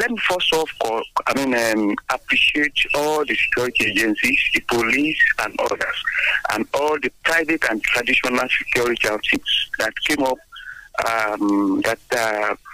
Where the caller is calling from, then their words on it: Abeokuta, Ogun State, Nigeria; Yes. I'm currently calling from Abeokuta.